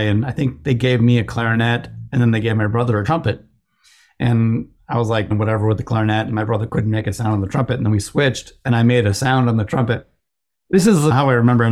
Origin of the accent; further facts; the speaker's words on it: Chicago, Illinois, United States; moved away; I'm from the Chicago area